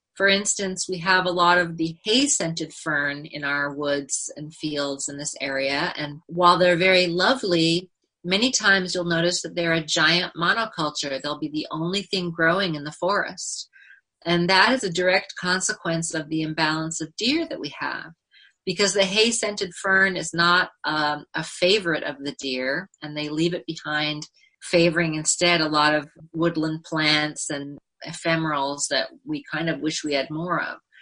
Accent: Northern California, United States; also born or lived in New York City; now in Eldred, United States; I grew up in Northern California and I was surrounded by the redwood forest and lived near the ocean.

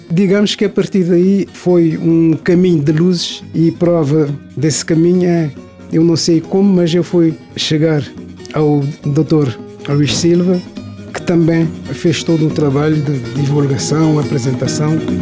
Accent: São Vicente, Cape Verde; also born or lived in Santo Antão; Nasci em Santo Antão, cresci e estudei em São Vicente.

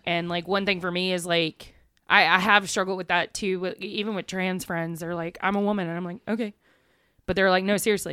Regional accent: East Texas, United States; accent: southern; moved away; also born or lived in Buffalo, New York / Louisiana; I grew up in East Texas, one A school

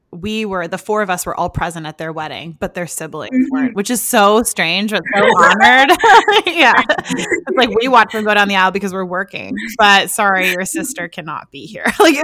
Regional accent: Richmond, British Columbia, Canada; now in White Rock, Canada; I'm from Richmond, but I live in White Rock.

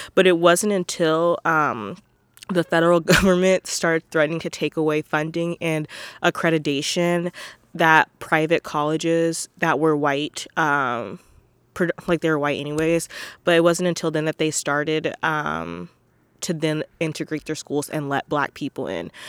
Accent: Portland, United States; growing up in Portland

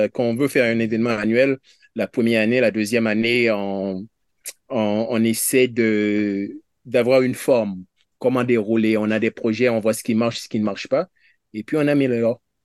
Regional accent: Haiti; now in Canada; je suis haïtien

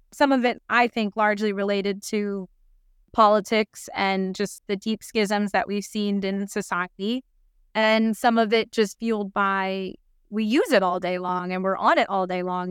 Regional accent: United States; now in United Kingdom; I, I'm American originally

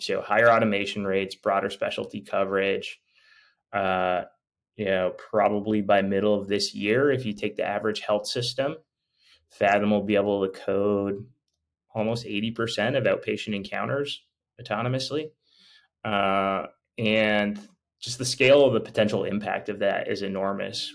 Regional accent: Canada; moved away as an adult; I'm actually Canadian

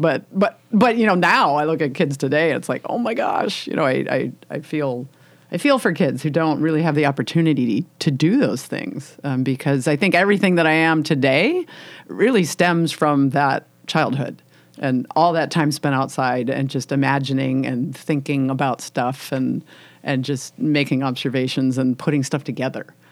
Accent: Illinois, United States; moved away as an adult; now in Washington State, United States; I grew up in Illinois, uh, in farm country.

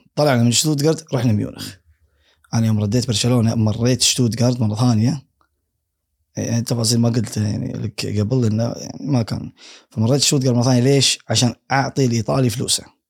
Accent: Kuwait; انا من الكويت

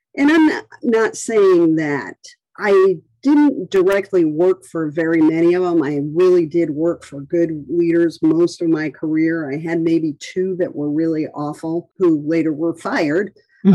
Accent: Rhode Island, United States; moved away; I had gone back to my hometown, and it's a really small town on the coast of Rhode Island

